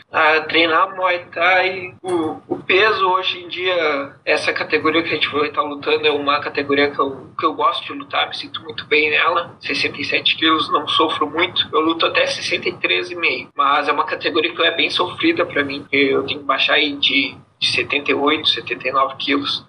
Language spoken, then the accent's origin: Portuguese; Pelotas, Rio Grande do Sul, Brazil; eu sou da cidade de Pelotas, eu sou do, do Rio Grande do Sul.